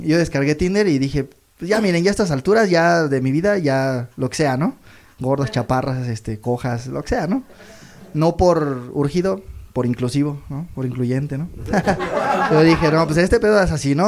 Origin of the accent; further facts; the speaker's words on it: Toluca, State of Mexico, Mexico; yo vengo de allá de Toluca